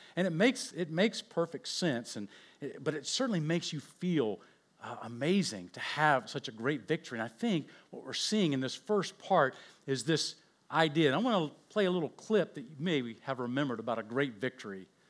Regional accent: Oakland, California, United States; I was born in Oakland

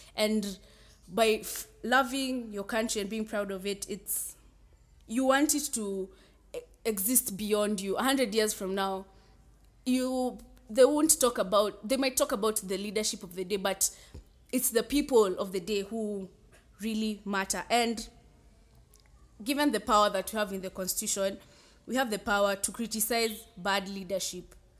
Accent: Kenya; I'm a Kenyan too

